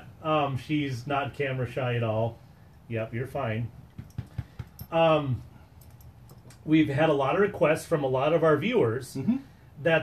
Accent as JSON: {"language": "English", "region": "Wisconsin", "country": "United States", "said": "we are from Wisconsin"}